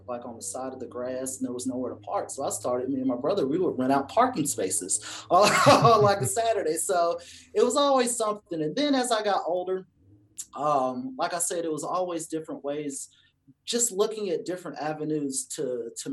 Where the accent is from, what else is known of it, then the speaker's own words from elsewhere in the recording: Cleveland, Georgia, United States; I'm from Georgia. I'm from a little tiny town called Cleveland, Georgia